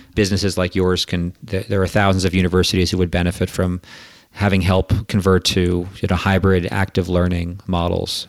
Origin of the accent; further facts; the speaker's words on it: Canada; accent: Quebecois; moved away as an adult; also born or lived in United States; I'm from Canada originally, and my whole education up through high school was in French, actually.